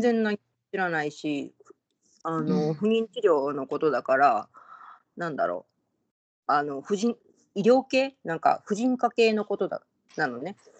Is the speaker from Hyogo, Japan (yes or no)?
yes; Kobe, Hyogo, Japan; moved away as an adult; now in New York, United States; 私本の神戸で生まれて、うん、で、うん今今私41だけども、えっと、31ぐらいの時にニューヨークに仕事で来た感じなんです。